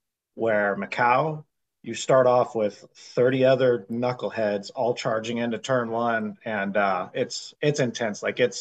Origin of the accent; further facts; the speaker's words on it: United States; Being American